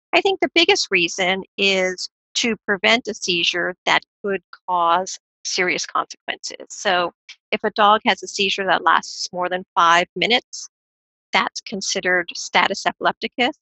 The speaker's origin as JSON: {"language": "English", "region": "California", "country": "United States", "tie": "born or raised there", "said": "Growing up in California"}